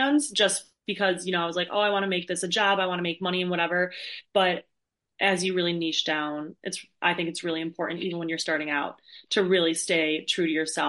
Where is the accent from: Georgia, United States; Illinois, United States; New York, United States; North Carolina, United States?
Illinois, United States; Chicago; I'm from Chicago